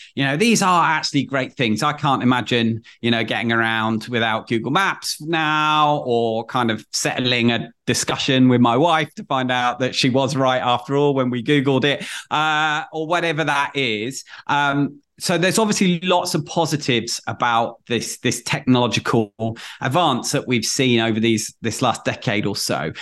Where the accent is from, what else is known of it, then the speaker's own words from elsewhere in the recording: Manchester, North West England, United Kingdom; born and bred in Manchester